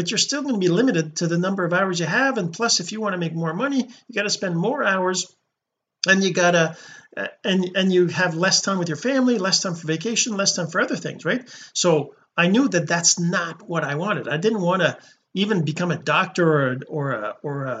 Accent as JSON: {"language": "English", "town": "Sept-Îles", "region": "Quebec", "country": "Canada", "tie": "born or raised there", "said": "I'm a Canadian, a French Canadian. I actually was born in Quebec, a small town called Sept Îles, which means seven islands in English"}